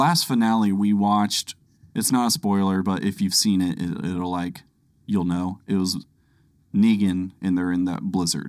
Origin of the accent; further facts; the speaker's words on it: Kansas City, Missouri, United States; we're also from the Kansas City area.